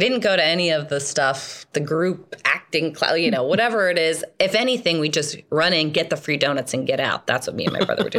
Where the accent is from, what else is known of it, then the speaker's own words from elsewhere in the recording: Point Pleasant, New Jersey, United States; I was born in Point Pleasant, New Jersey